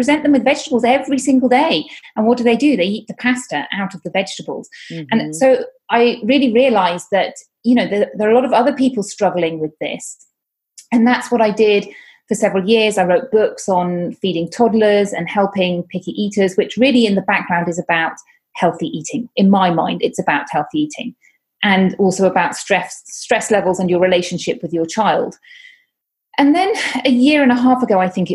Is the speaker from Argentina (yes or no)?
no; United Kingdom; moved away as an adult; now in Catalonia, Spain; I am from the UK, as you may hear from my accent